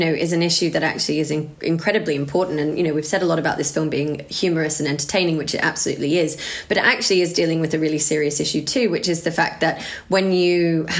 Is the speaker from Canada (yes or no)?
no; Australia; I grew up in Australia